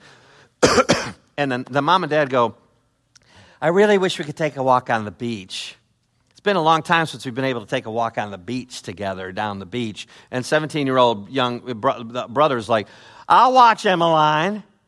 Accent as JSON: {"language": "English", "town": "Chicago", "region": "Illinois", "country": "United States", "said": "I'm from Chicago"}